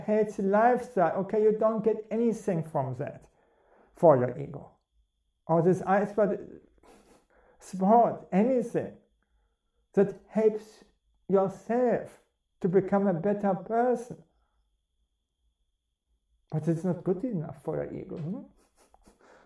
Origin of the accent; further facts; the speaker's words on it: Bremen, Germany; I'm coming from Bremen, and Bremen is very cold